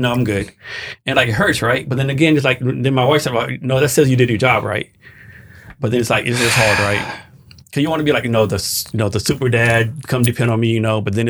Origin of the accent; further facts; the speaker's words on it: Gonzales, Texas, United States; I'm from Gonzales, Texas.